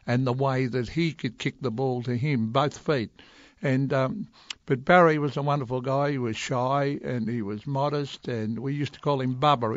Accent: Melbourne, Victoria, Australia; growing up in West Heidelberg, which a real working class, young Aussie family starting off in life

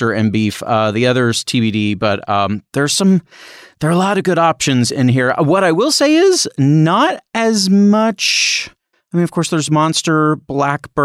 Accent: Indiana, United States; we are both from the Midwest, actually from Indiana

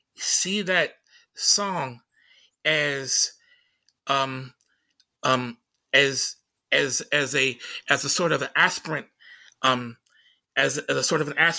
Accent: Tacoma, Washington, United States

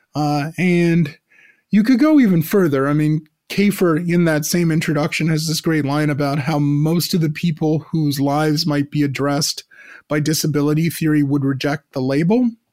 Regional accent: United States; now in Montreal, Canada; growing up in the American suburbs, as I did

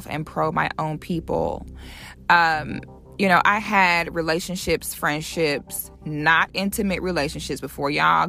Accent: Florida, United States; I'm from Florida

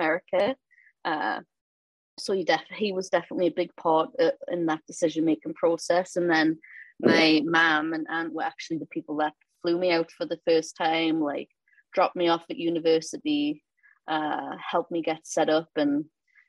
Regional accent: Newcastle upon Tyne, North East England, United Kingdom; moved away as an adult; also born or lived in Louisiana / Dubuque, Iowa / Idaho; now in Baton Rouge, United States; I'm from Newcastle, born and raised. Before I left England, I'd never really left Newcastle

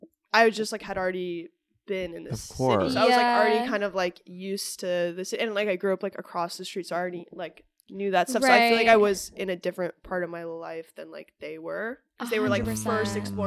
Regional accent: New York City, New York, United States; I'm growing up in the city because I'm, like, born and raised in New York.

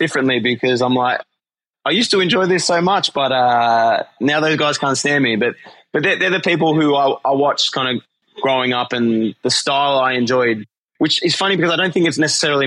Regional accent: Australia; moved away; the boys from my home country

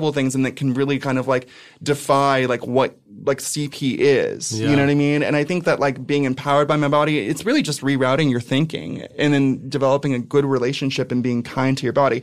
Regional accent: Ventura, California, United States; moved away as an adult; also born or lived in San Francisco; now in New York, United States; I'm from Ventura, which is like Laguna Beach, but with meth.

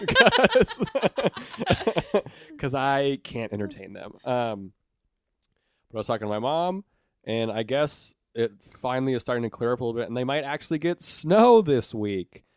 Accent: Montana, United States; moved away; I'm from Montana originally

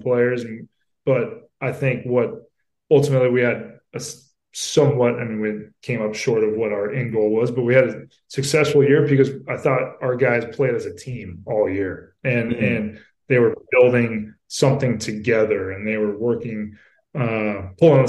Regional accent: Southern California, United States; I'm from Southern California and know this area pretty well

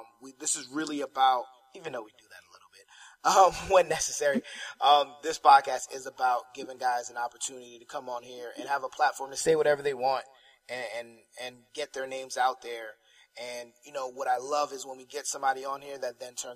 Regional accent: New Jersey, United States; moved away as an adult; also born or lived in North Carolina; now in Florida, United States; I'm from New Jersey

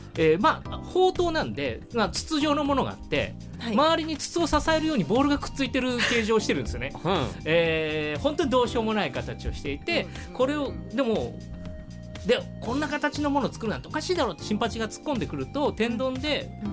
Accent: Shizuoka, Japan; 僕静岡県出身

